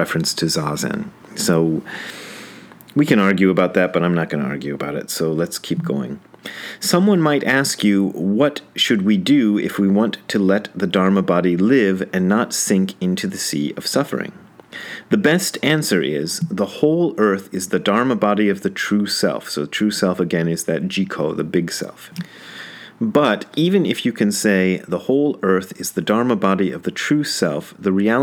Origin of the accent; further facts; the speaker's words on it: Wadsworth, Ohio, United States; also born or lived in Hamilton, Ohio; I was born in Hamilton and then moved to Wadsworth.